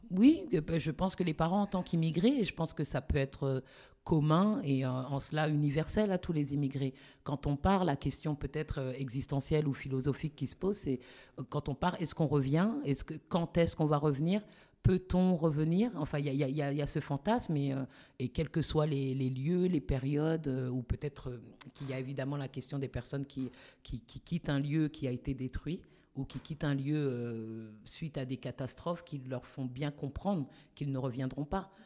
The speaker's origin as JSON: {"language": "French", "town": "Paris", "region": "Île-de-France", "country": "France", "tie": "born or raised there", "also_born_or_lived": "United States", "moved": "as an adult", "said": "je suis née à Paris"}